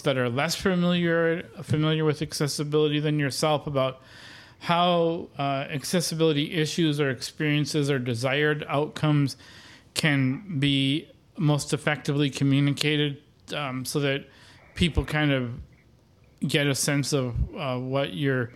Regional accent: Wisconsin, United States; I'm from Wisconsin and a Brewers fan

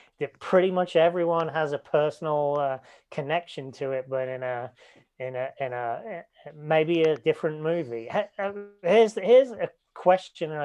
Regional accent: a little village near Leicester, East Midlands, United Kingdom; I'm from a little village, but it's the city nearby

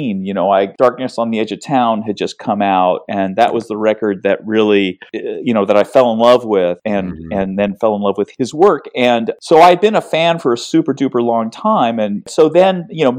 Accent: Seattle, Washington, United States; I grew up in Seattle

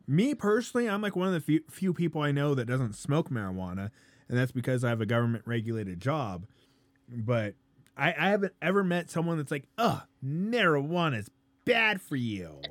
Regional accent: Colorado, United States

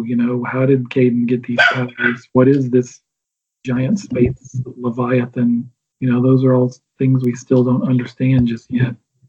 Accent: the South, United States; talked before about growing up in the South and growing up in the church.

